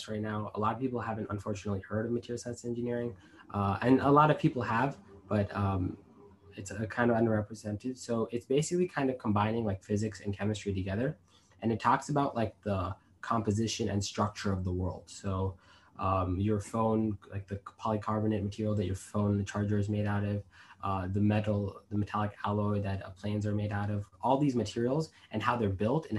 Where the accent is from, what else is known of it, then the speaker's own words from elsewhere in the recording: United States; I was born in the United States